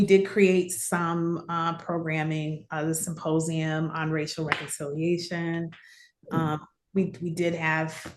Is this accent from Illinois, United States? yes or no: yes; Chicago, Illinois, United States; also born or lived in West Pullman, Chicago / Woodlawn, Chicago / Austin, Chicago / Garfield Park, Chicago; I did not grow up on the West Side. I grew up in Lakeview. And so coming from a different community and coming from living in the city my whole life